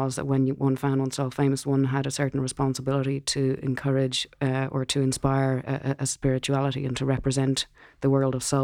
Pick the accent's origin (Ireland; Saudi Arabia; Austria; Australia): Ireland; growing up in Ireland